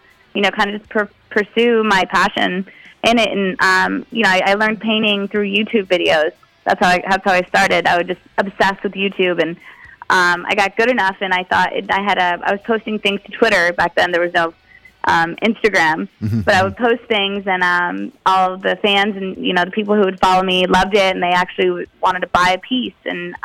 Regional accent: Las Vegas, Nevada, United States; I grew up in Las Vegas, so there's not a lot of culture there. And You know, there's not a lot of art culture

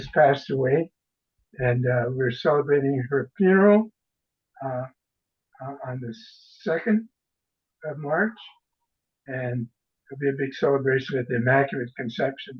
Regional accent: Seattle, Washington, United States; also born or lived in Texas; we all grew up in Seattle

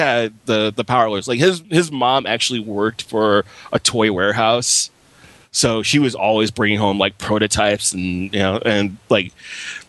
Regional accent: New York City, New York, United States; I'm from Flatbush

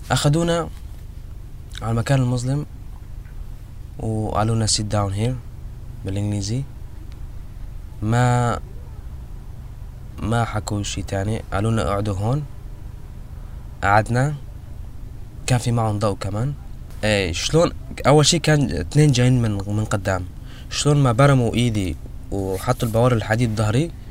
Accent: Syria; قلنا له نحن سوريين we are Syrian refugees

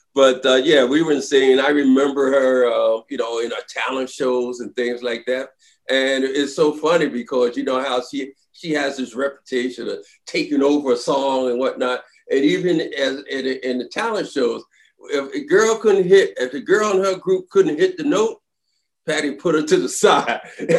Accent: Philadelphia, Pennsylvania, United States; I'm from Philly.

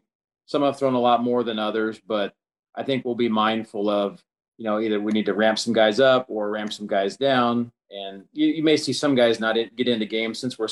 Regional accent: Kansas, United States; I'm from Kansas

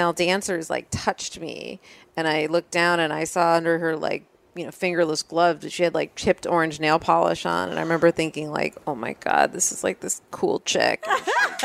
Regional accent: Scarsdale, New York, United States; I grew up in Westchester

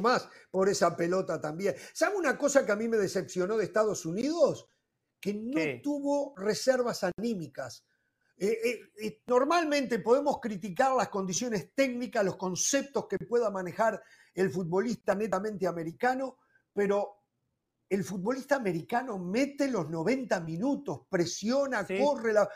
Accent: Uruguay; como uruguayo

